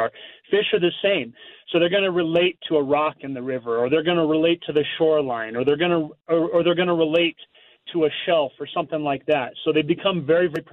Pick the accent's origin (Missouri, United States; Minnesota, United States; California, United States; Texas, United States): Missouri, United States; I grew up in Missouri where we had to fish dirty water